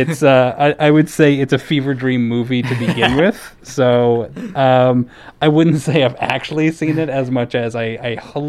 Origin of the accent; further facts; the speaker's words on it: India; I'm looking for an apartment with two other girls. I'm from India.